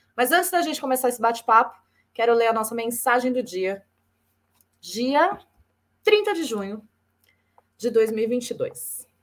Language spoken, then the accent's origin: Portuguese; São Paulo, Brazil; eu também sou lá de São Paulo, sou de São Paulo ah, capital